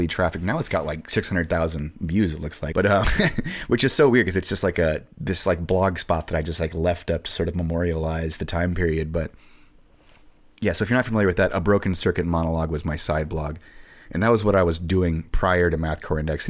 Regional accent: Sonora, California, United States; moved away as an adult; also born or lived in Humboldt; I'm from Sonora, which is a bit of a podunk town

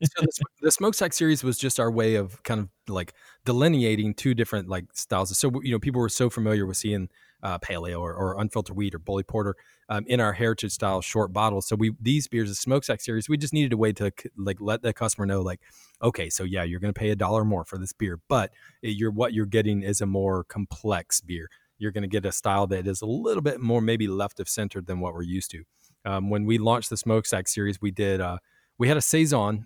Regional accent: Virginia, United States; now in Kansas City, United States; Virginia, where I'm from

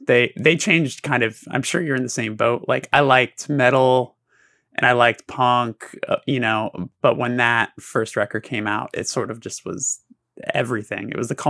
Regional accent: Burbank, California, United States; the station was actually in the city that I grew up in Burbank

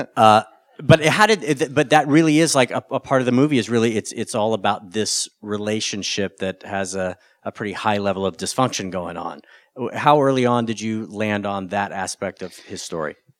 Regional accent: North Carolina, United States; I grew up in North Carolina

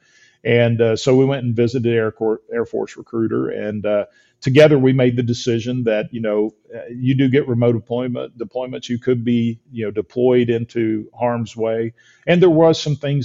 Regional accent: Georgia, United States; moved away as an adult; also born or lived in Alaska / Texas; When I graduated high school from Georgia, I moved to Alaska to work construction

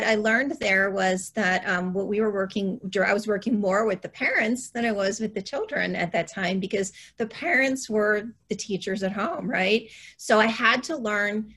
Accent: Ohio, United States; moved away as an adult; now in Boulder County, Colorado, United States; I currently live in Boulder County, Colorado, but I am originally from Ohio, born and raised in Ohio

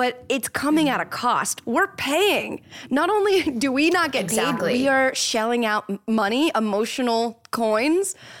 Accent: Florida, United States; now in Los Angeles, United States; I'm from Florida and I need it to be sunny all the time. That's why I live in Los Angeles now

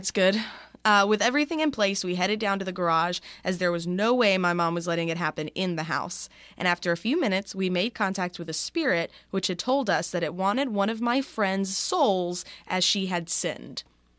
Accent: Australia; I'm 24 from Australia, and I'm currently playing catch up with your podcast

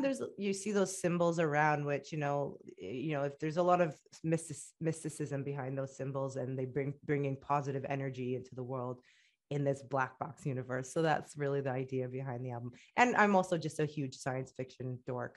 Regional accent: Canada; also born or lived in Egypt / Middle East; I'm proud of being Canadian and I'm proud of being Egyptian and they both make me who I am

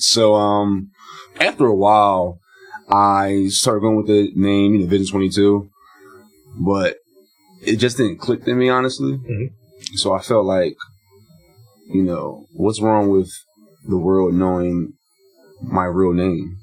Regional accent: Philadelphia, Pennsylvania, United States; me being from Philly

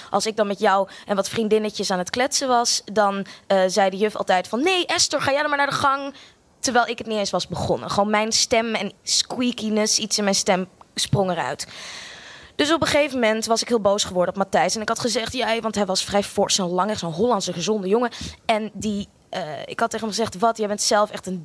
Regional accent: Australia; also born or lived in Amsterdam, Netherlands; Ik eh, ben eh, geboren in Amsterdam. Sorry, ik ben een heel groot deel van mijn leven opgegroeid ook in Australië.

